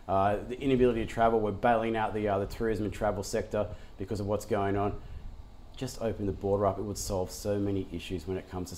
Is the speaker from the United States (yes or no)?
no; Australia; So to me, as an Australian investor, that's what I like to go and look at.